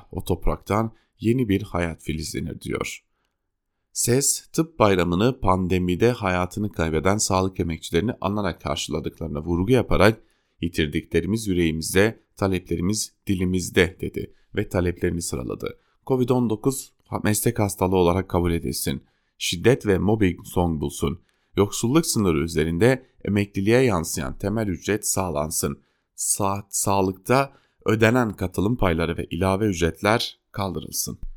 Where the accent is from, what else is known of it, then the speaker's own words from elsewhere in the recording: Turkey; ben Türk'üm demekten onur duyuyorum.